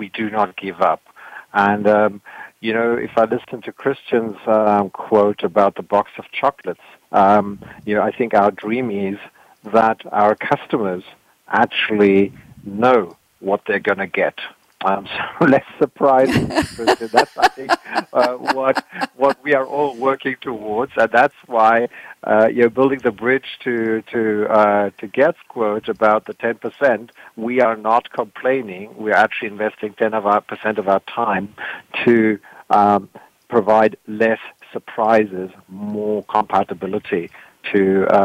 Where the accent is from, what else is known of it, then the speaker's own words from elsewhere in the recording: South Africa; I come from South Africa